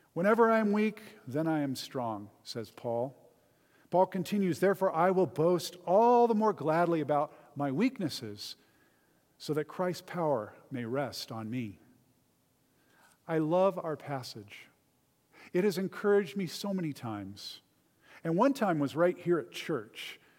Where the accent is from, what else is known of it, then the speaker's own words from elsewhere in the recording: Southern California, United States; I grew up in Southern California, about an hour from Disneyland